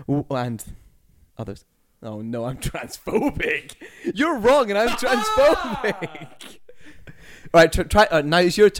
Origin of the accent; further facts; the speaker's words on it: Scotland, United Kingdom; as a Scottish man